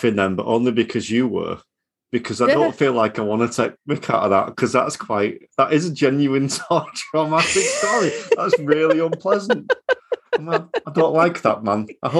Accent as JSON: {"language": "English", "town": "Leeds", "region": "Yorkshire and the Humber", "country": "United Kingdom", "said": "we're both from Leeds, Yorkshire"}